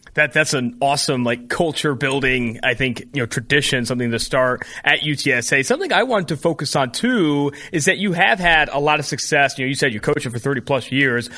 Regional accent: California, United States; I'm from California.

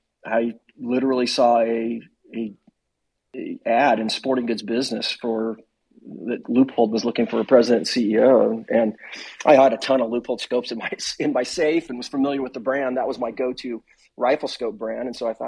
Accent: Arizona, United States; also born or lived in Missouri / Colorado; now in Oregon, United States; I was born in Missouri, but I was only there for about 5 years, and okay. And so I really grew up a lot in Arizona. I spent a lot of time of my life in Colorado.

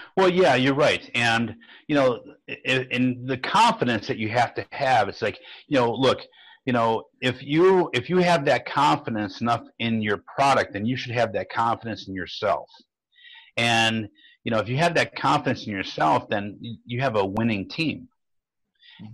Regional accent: Fairview Park, Ohio, United States; now in Maple Grove, United States; I'm from Fairview Park, Ohio

